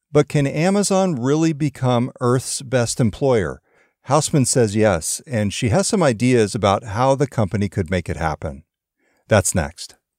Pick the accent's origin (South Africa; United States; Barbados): United States; California; the town where I grew up in California